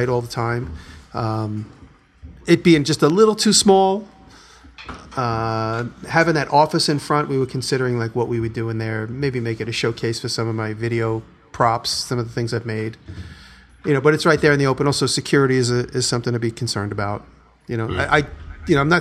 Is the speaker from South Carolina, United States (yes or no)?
no; New York, United States; moved away; I'm a New Yorker